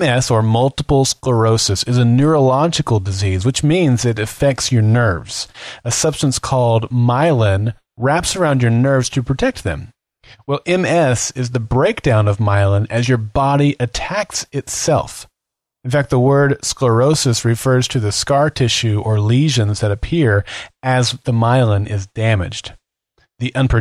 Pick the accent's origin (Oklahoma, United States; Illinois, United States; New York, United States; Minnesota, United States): Oklahoma, United States; Oklahoma City; here in my hometown of Oklahoma City